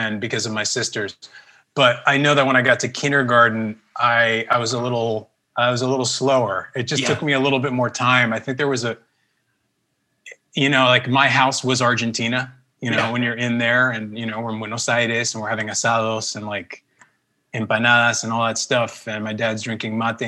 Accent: Mount Vernon, New York, United States; first language Spanish; English is a second language; also born or lived in Manhattan, New York; I grew up in Mount Vernon in Westchester up until I was around like 13, 14. And then we moved to Manhattan

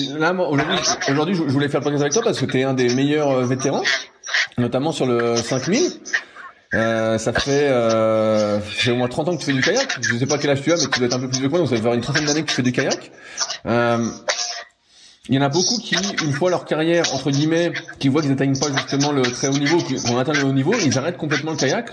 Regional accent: Mitry-Mory, Île-de-France, France; moved away; je suis de région parisienne à la base

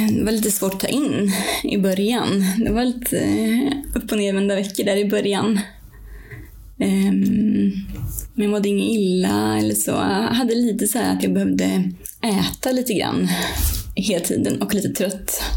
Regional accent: Värmland, Sweden; also born or lived in Swedish west coast; now in Östersund, Sweden; Jag kommer från Värmland från början och har bott många år på västkusten

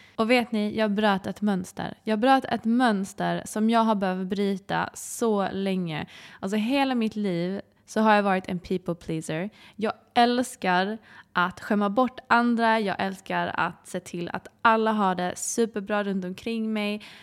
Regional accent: Sweden; vara hemma i Sverige

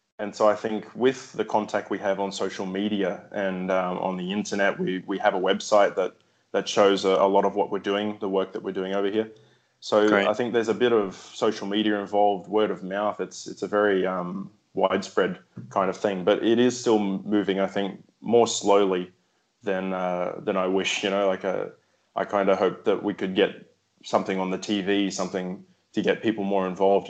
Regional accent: São Lourenço, Minas Gerais, Brazil; the closest place for me to play rugby league is 4 hours from my hometown here in Brazil.

